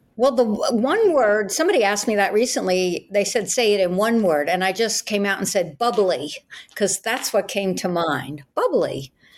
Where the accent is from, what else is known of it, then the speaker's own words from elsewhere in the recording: New York, United States; moved away as an adult; now in Florida, United States; I'm an attorney from New York, which is where I grew up, born and raised Brooklyn